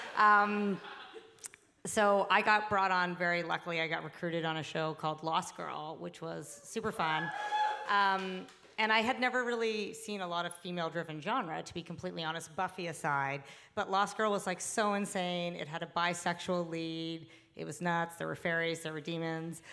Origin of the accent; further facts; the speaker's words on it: Canada; I am Canadian